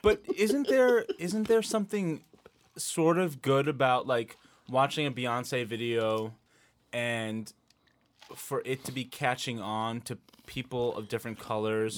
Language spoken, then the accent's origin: English; Pennsylvania, United States; growing up in Pennsylvania, trying to be more white than brown.